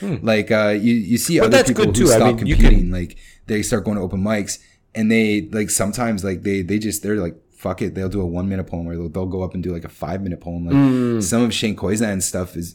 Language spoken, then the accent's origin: English; Canada; moved away; I'm from Canada